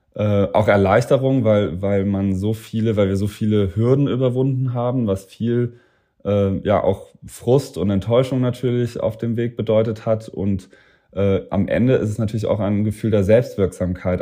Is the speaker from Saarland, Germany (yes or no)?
yes; Saarland, Germany; also born or lived in Cambridge, Massachusetts; now in Berlin, Germany; meine Mannschaft, äh, das aus dem Saarland, das sind ja meine Freunde zu Hause noch